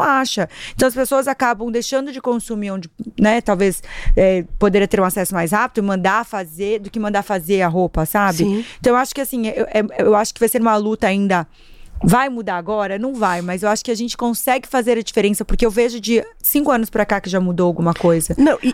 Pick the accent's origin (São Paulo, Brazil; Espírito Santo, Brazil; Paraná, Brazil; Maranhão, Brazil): Paraná, Brazil; Marechal Cândido Rondon; moved away; eu sou interiorana, eu saí de uma cidade de 60 mil pessoas, que aliás sou apaixonadíssima, Qual é, é? Marechal, chama Marechal Cândido Rondon